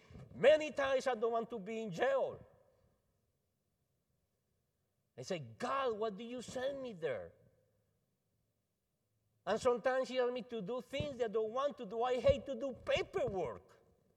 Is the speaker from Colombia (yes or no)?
yes; Colombia; English is a second language; now in United States; I'm from Colombia